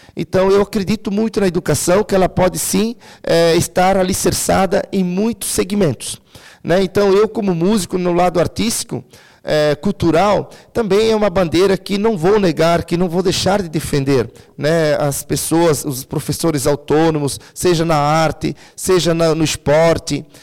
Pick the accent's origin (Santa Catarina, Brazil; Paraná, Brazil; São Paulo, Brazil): Santa Catarina, Brazil; Timbó; nasci em Timbó, sou natural de Timbó